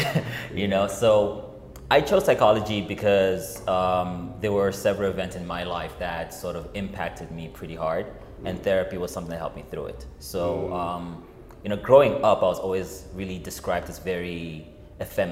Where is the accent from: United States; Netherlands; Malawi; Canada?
Malawi; It was like the spaces that I grew up in. Because I'm from Malawi